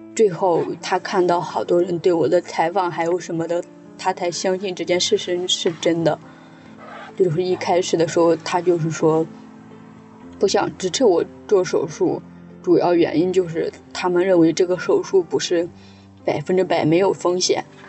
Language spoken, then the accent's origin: Chinese; Jiaozuo, Henan, China; moved away as an adult; now in Shanghai, China; 我老家是在河南焦灼